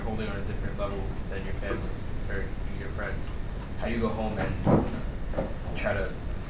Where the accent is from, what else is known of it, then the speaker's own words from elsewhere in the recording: San Antonio, Texas, United States; I'm from San Antonio.